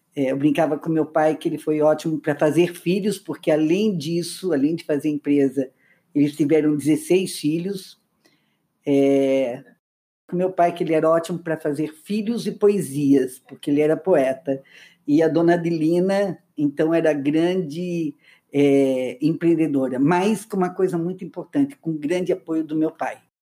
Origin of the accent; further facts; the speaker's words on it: Luiz Alves, Santa Catarina, Brazil; nós nascemos a, a, história começa em Luiz Alves, uma cidade muito pequena